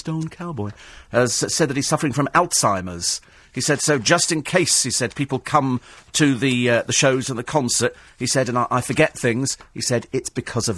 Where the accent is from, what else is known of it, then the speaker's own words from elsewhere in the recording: London, United Kingdom; accent: Cockney; I only do the one accent. I'm Cockney.